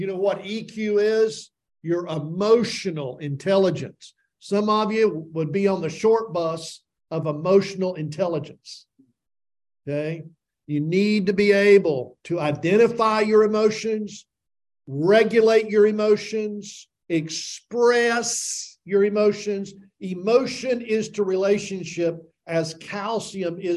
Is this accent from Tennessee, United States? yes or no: yes; Tennessee, United States; I grew up in Tennessee saying, I'll learn you